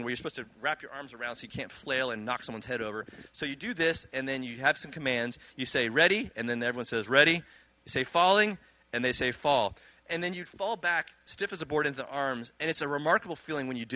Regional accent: New Jersey, United States; also born or lived in Virginia; I grew up in Jersey

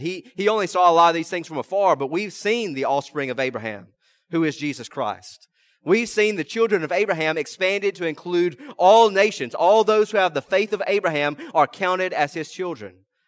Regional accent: rural South Mississippi, United States; also born or lived in Tickfaw, Louisiana; I'm from uh, rural South Mississippi

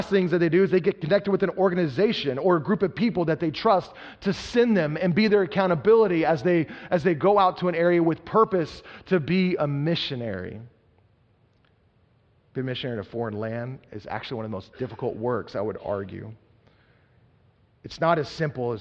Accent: Texas, United States; I was growing up in Texas

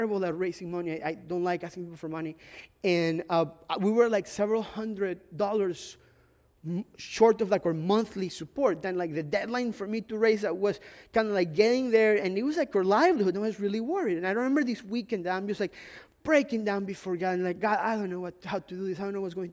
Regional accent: Ecuador; moved away; it's part of like an immigrant experience. I'm from Ecuador

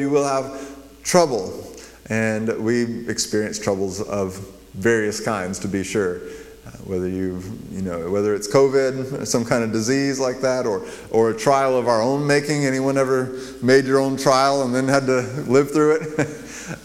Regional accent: Las Cruces, New Mexico, United States; when I grew up in Las Cruces, our um, little church would go and minister to Las Cruces, New Mexico

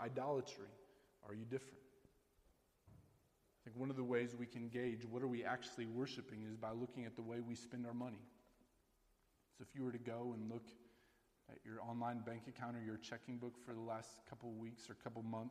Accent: Iowa, United States; I grew up in a small town in rural Iowa. And when I say a small town, I mean small, all right? 5,000 people, Sheraton, Iowa

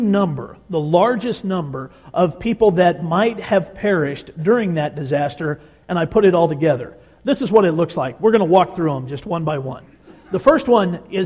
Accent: Tornado Alley, United States; We grew up in Tornado Alley

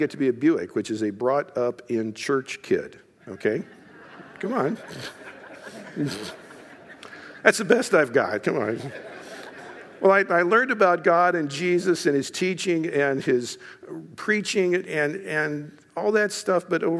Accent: Eaton, United States; I was born and raised here in Eaton. Actually, I grew up in a little, not a little, in a farmhouse just across the street over here for where my brother still lives and farms over there.

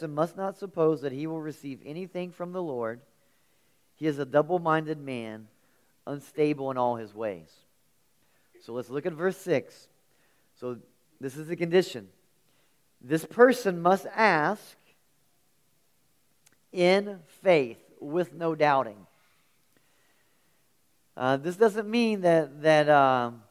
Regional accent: near the Kanawha River, West Virginia, United States; I grew up near the Kanawha River, and I spent a lot of time on the Kanawha River

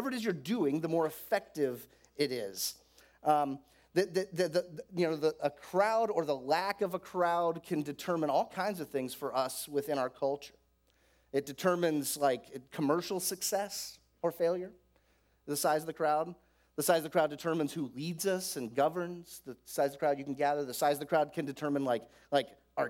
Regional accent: Florida, United States; I grew up in Florida

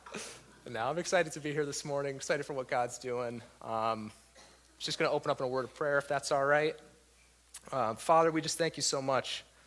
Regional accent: Waterbury, Connecticut, United States; moved away as an adult; I was born and raised in Waterbury uh, pretty much my whole life up until just a few years ago.

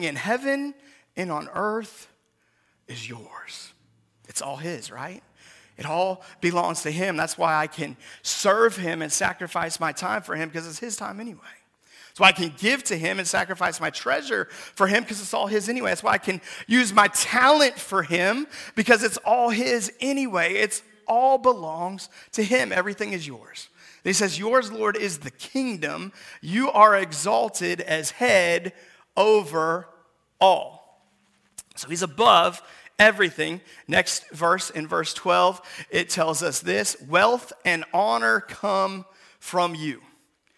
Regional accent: Seattle, Washington, United States; moved away; Seattle, Washington, where I'm from

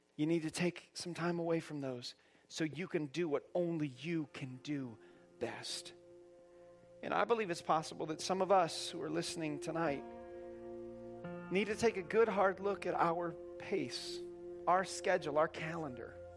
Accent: Indiana, United States; now in Fort Myers, United States; I grew up in Indiana

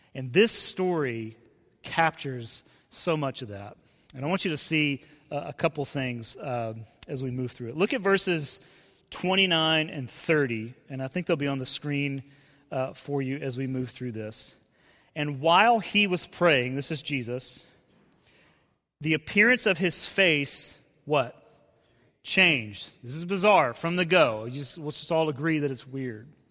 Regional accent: Decatur, Georgia, United States; moved away as an adult; also born or lived in Cincinnati; that's where I grew up in Decatur. I'm a Decatur kid

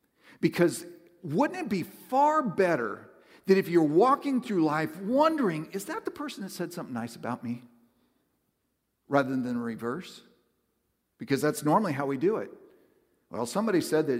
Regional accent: the Northwest, Pacific Northwest, United States; moved away; I growing up in the Northwest, it's a very spiritual place

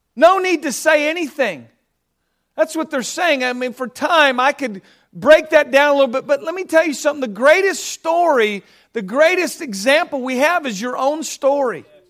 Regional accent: Southern California, United States; I grew up in Southern California

